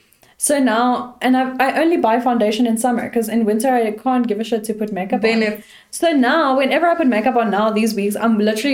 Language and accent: English; South Africa; I'm from South Africa